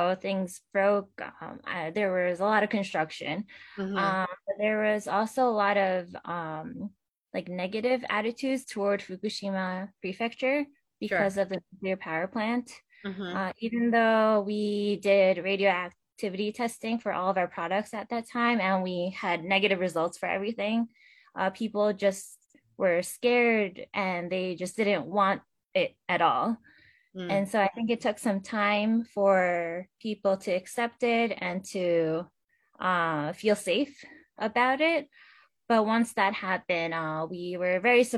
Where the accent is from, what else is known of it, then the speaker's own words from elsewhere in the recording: New York, United States; I'm born and raised in New York State, but my background is Japanese